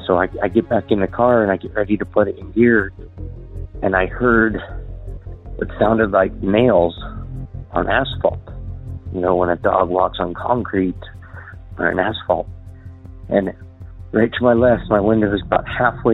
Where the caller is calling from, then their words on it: Southeast Idaho, United States; I'm calling from Southeast Idaho area